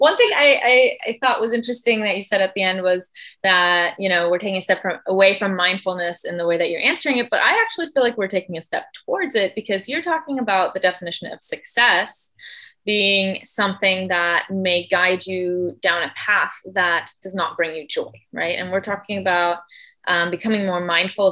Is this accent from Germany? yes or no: yes; Germany; moved away as an adult; also born or lived in Michigan, United States / Spain / Argentina; now in California, United States; I was born and raised in Germany, but then I lived for 3 years in Michigan when I was 7 till I was 10